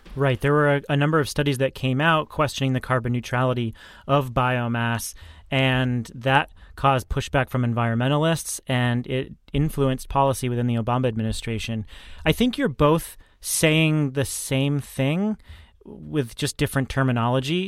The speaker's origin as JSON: {"language": "English", "region": "New Hampshire", "country": "United States", "tie": "born or raised there", "said": "I grew up in New Hampshire"}